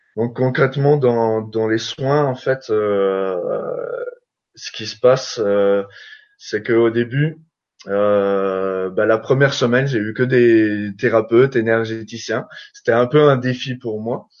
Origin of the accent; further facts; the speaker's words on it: Alsace, Grand Est, France; je suis alsacien